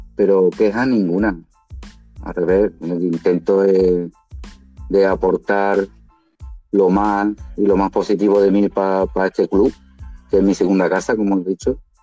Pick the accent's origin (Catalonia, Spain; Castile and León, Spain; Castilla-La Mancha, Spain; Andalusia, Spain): Andalusia, Spain; Málaga; como malagueño